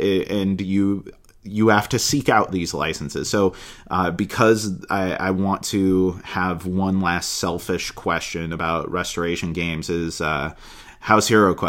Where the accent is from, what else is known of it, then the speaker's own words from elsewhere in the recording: Manila, Metro Manila, Philippines; born there; also born or lived in New Delhi, India; I was born in Manila, Philippines. I lived in New Delhi, India for a while.